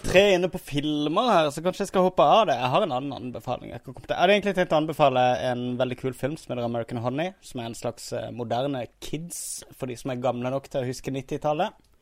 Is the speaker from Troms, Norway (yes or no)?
no; Kristiansand, Agder, Norway; accent: Kristiansand dialect; now in Oslo, Norway; når jeg var i Kristiansand nå, når jeg var hjemme